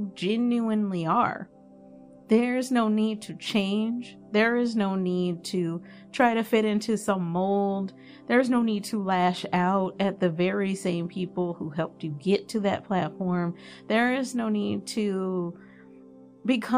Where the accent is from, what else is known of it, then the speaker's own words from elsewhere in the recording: Dallas, Texas, United States; I'm from Dallas